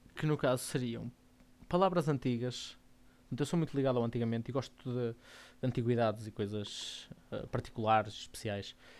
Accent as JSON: {"language": "Portuguese", "town": "Porto", "region": "Norte", "country": "Portugal", "said": "sou do Porto. Portanto, vou dizer muito calão Porto, portuense"}